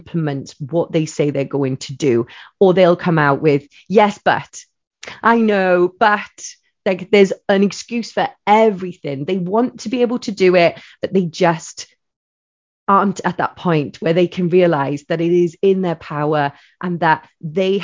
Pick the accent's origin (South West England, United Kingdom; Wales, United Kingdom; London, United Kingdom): Wales, United Kingdom; I'm a Welsh lady